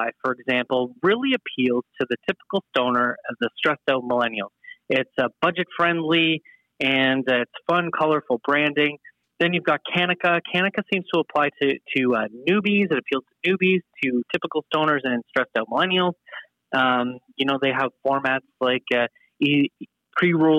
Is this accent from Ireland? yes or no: no; Canada; being Canadian